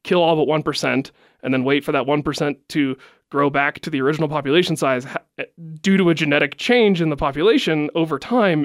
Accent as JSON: {"language": "English", "region": "West Virginia", "country": "United States", "tie": "born or raised there", "also_born_or_lived": "California", "moved": "as an adult", "said": "growing up in West Virginia, you had to believe something"}